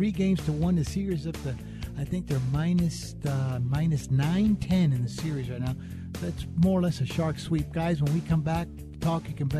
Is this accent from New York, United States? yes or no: no; Las Vegas, Nevada, United States; I grew up here in Vegas